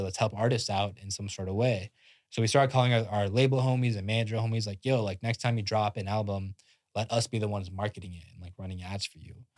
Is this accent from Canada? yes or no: no; India; moved away; I'm I'm Indian, like fully born and born in India, came out here like Indian immigrant.